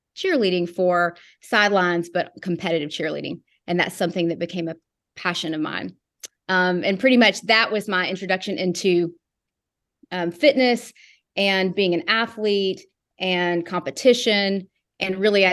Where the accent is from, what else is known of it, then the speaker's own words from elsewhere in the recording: Knoxville, Tennessee, United States; also born or lived in Chattanooga, Tennessee; I am from South Knoxville, Tennessee. That's where I was born and mostly raised, both Knoxville and Chattanooga.